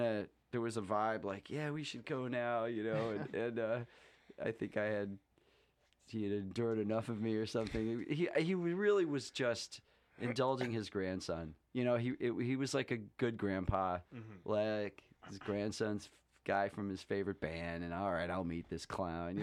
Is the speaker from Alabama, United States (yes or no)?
no; Syracuse, New York, United States; now in Vermont, United States; I'm from Syracuse.